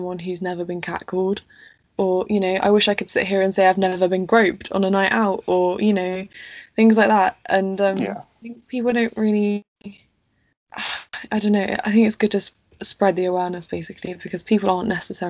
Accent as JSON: {"language": "English", "region": "England", "country": "United Kingdom", "said": "And I think particularly in this country, because we are British and we don't necessarily have those conversations"}